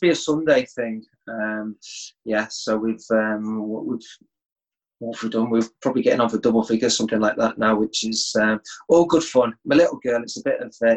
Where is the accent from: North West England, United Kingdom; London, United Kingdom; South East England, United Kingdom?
North West England, United Kingdom; Sale; also born or lived in Sheffield / Liverpool; I was born in Sheffield, although I don't have too many memories there because I left at the age of 5 and moved to South Manchester, Cheshire, a place called Sale. That was where my mum and dad originally came from, so that was why they wanted to settle there. That was where I had my schooling right the way up to the age of 16